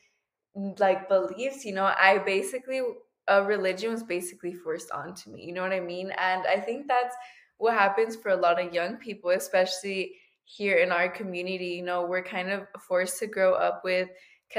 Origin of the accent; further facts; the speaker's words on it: United States; I'm a first generation American, and it comes to the question that, is it because I grew up in the United States